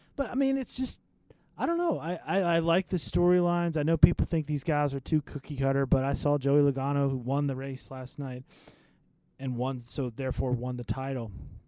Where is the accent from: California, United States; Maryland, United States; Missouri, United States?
Maryland, United States; moved away; I'm from Maryland, so I didn't grow up watching it.